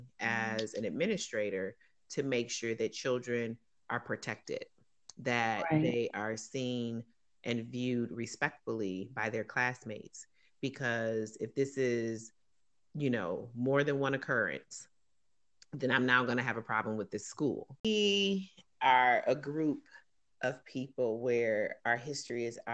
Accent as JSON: {"language": "English", "town": "Detroit", "region": "Michigan", "country": "United States", "tie": "born or raised there", "moved": "yes", "said": "growing up in Detroit, predominantly African-American"}